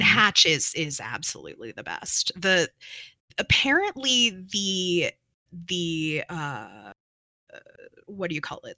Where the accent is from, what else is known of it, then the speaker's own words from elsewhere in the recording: New Mexico, United States; I come from New Mexico